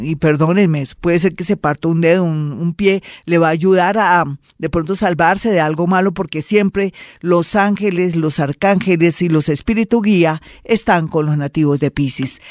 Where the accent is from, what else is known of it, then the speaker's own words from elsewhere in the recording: Colombia; somos unos colombianos